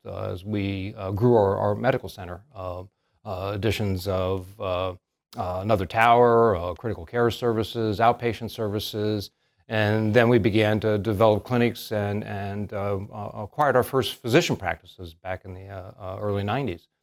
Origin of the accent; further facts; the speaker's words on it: northern Pennsylvania, United States; moved away as an adult; now in Salisbury, United States; We knew each other back in my hometown up in northern Pennsylvania